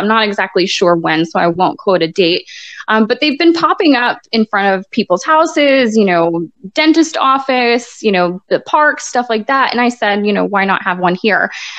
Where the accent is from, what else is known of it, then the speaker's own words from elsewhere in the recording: Hartford, Connecticut, United States; born there; Okay, well, I was born in Hartford, Connecticut.